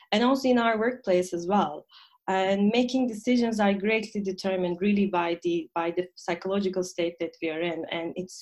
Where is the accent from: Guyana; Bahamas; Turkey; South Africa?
Turkey; moved away as an adult; now in Berlin, Germany; I come from Turkey and I moved to Germany for about 6 years ago, right after my master's studies.